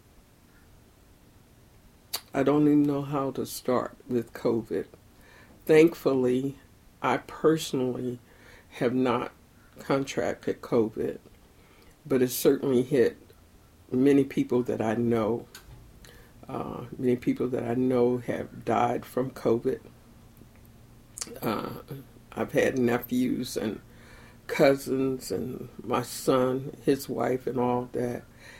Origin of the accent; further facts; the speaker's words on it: Elizabeth City, North Carolina, United States; now in Baltimore, United States; I'm from Elizabeth City, North Carolina originally, but I've lived in Baltimore now for almost 50 years